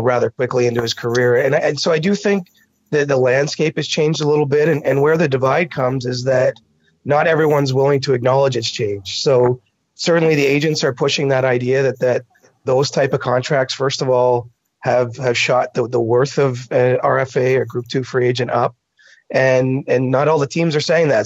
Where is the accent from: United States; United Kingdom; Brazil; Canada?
Canada; I'm Canadian